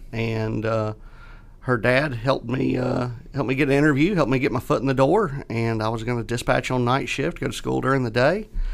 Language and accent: English; Catawba / Leslie, near Rock Hill, South Carolina, United States; I'm a kid from Catawba Leslie. Yep. Um, you know, going to Rock Hill High